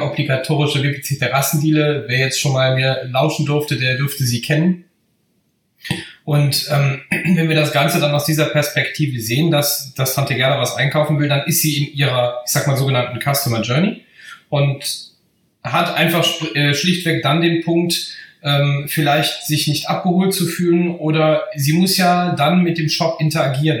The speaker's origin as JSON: {"language": "German", "area": "Bergisches Land", "region": "North Rhine-Westphalia", "country": "Germany", "said": "Ich komme äh, aus dem Bergischen Land"}